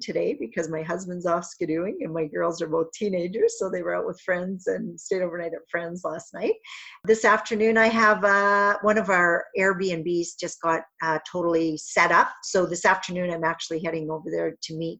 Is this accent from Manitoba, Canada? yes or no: no; Northern Saskatchewan, Canada; I'm from Northern Saskatchewan, but not that far north.